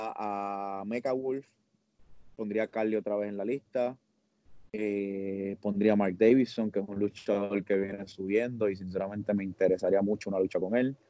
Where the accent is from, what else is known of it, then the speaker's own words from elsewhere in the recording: Puerto Rico; soy puertorriqueño